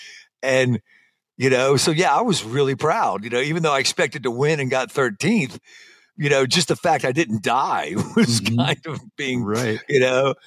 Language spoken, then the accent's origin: English; Alabama, United States; moved away; also born or lived in Colorado / San Diego; I'm from Alabama.